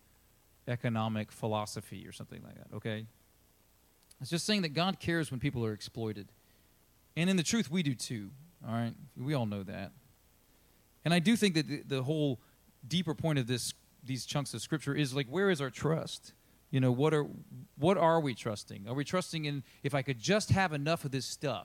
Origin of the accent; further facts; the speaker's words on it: United States; we're American